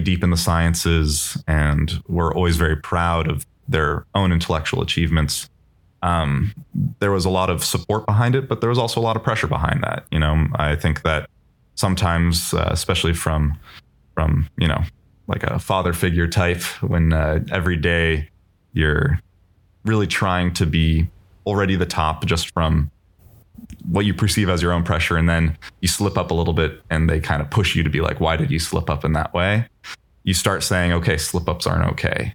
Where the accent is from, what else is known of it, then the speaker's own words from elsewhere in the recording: Bay Area, California, United States; I grew up in the Bay Area